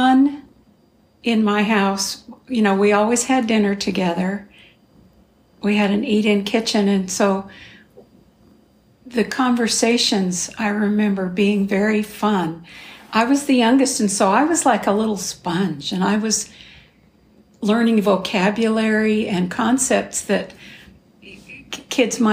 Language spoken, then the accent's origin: English; Glendale, California, United States; I was born in Glendale, California